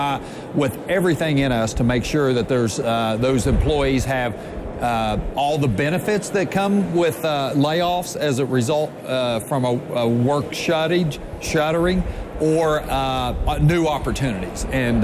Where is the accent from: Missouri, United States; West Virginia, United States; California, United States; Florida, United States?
West Virginia, United States; Jackson County; I'm from Jackson County